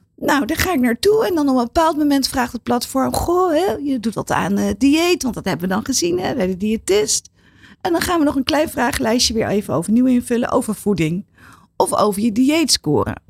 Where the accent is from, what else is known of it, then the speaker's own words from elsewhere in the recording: Netherlands; wij als Nederlander